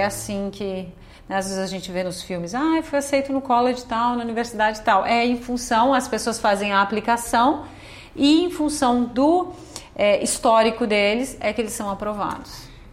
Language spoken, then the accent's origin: Portuguese; Brazil; moved away as an adult; now in Canada